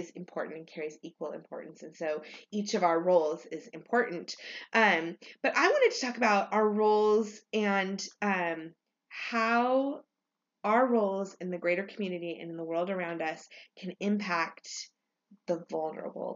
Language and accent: English; California, United States; I grew up in California